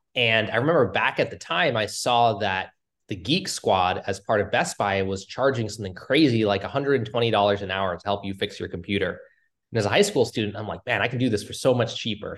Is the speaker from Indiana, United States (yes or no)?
no; Cambridge, Massachusetts, United States; I grew up in, uh, Cambridge, outside of Boston